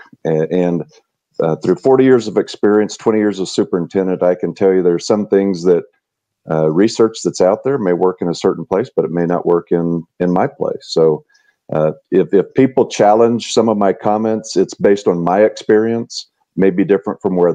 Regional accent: Tucumcari, New Mexico, United States; also born or lived in Charleston, South Carolina; So I grew up in New Mexico. I grew up a block off of Route 66. My dad owned a mobile gas station on Route 66 in Tucumcari, New Mexico.

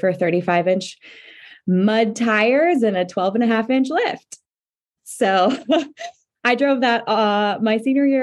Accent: Orange County, California, United States; I grew up in Orange County.

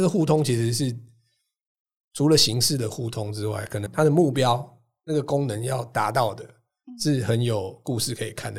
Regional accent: Taiwan; 我自己是大概七零年代出生的。嗯。哦。然后，所以那个时候其实台湾的 ，哎，社会状况，就是小朋友应该就会去什么雅马哈幼幼班啊

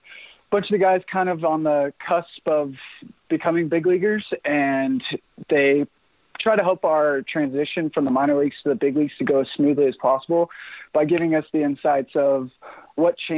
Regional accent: Amarillo, Texas, United States; Amarillo, which is my hometown

